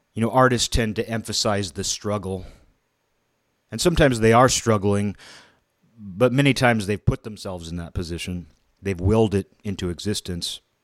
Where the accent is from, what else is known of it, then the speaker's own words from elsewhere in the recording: Kirkland, Washington, United States; growing up in a middle class environment, you know, I would say my hometown of Kirkland, it was a middle class town for generations.